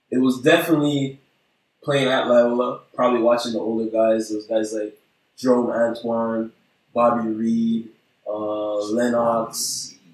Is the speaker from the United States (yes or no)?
no; Haiti; For us, it's kind of normal Haitians. Okay, we come from Haiti and okay, we start playing hockey.